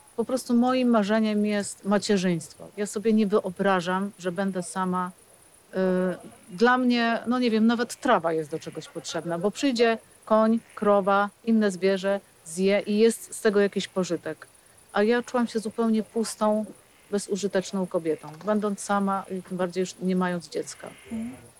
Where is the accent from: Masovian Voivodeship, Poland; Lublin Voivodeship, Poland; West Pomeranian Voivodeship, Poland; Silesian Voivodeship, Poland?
West Pomeranian Voivodeship, Poland; Wolin; Po prostu urodziłam się w Bolinie